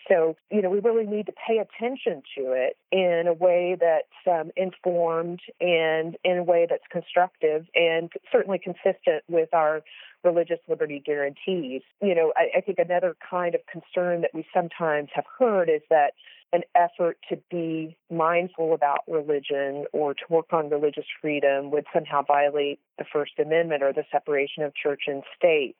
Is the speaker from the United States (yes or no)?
yes; United States; as both an American and a Christian